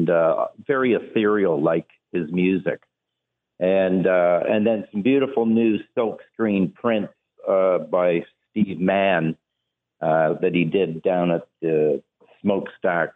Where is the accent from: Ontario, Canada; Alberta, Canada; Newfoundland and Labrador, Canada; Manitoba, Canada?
Ontario, Canada; Hamilton; we're all from Hamilton